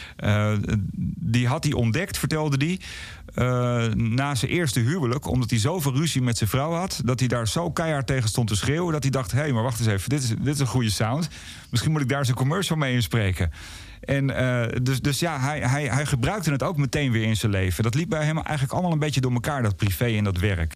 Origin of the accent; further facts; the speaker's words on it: Blaricum, North Holland, Netherlands; vanuit Blarikum, waar ik ben opgegroeid